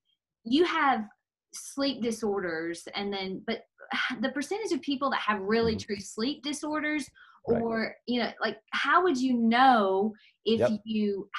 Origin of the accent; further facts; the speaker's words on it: Germantown, Tennessee, United States; Germantown, Tennessee. So I'm about 20 minutes outside of Memphis.